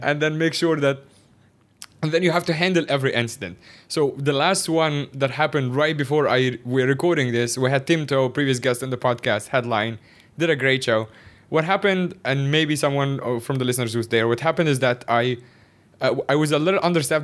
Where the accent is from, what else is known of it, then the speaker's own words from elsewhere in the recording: Cairo, Cairo Governorate, Egypt; moved away as an adult; also born or lived in Shanghai, China / Northeast China; now in Hong Kong; my entire life, I grew up in Cairo is, like, the capital of Egypt